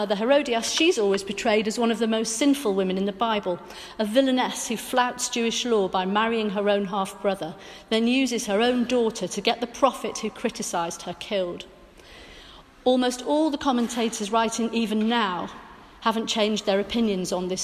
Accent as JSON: {"language": "English", "area": "Welsh", "region": "Wales", "country": "United Kingdom", "said": "I'm Welsh Methodist"}